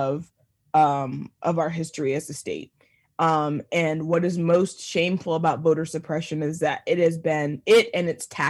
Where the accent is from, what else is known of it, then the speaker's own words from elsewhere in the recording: Cobb County, Georgia, United States; Cobb County that you mentioned, which is actually my hometown, it's my home turf from Cobb County